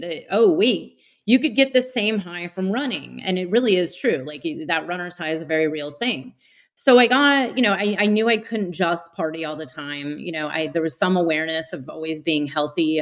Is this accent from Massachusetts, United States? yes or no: no; Bay Area outside of San Francisco, California, United States; I grew up in the Bay Area outside of San Francisco